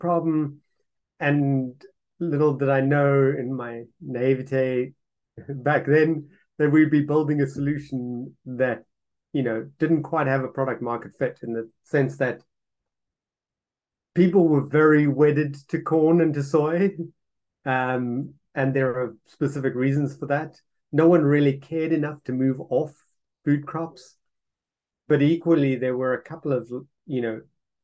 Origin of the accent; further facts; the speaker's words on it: South Africa; moved away; I'm originally from South Africa